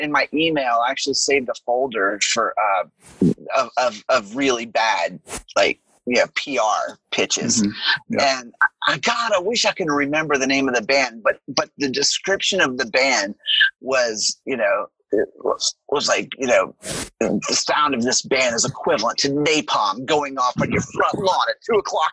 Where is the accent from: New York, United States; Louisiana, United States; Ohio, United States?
Louisiana, United States; New Orleans; moved away; also born or lived in Atlanta; I am from New Orleans originally too.